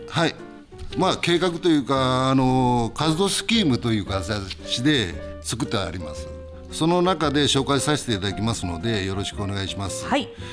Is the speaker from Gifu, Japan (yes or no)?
yes; Kani, Gifu, Japan; 住まいは生まれも育ちも金市今あたりでございます